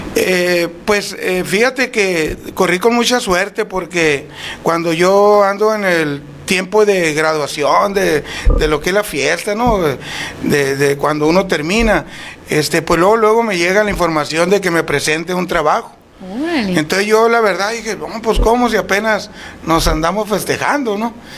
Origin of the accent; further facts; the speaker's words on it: Huatabampo, Sonora, Mexico; moved away as an adult; now in Etchojoa, Mexico; Soy nacido en Guatabampo, pero prácticamente cuando salgo del Cebetis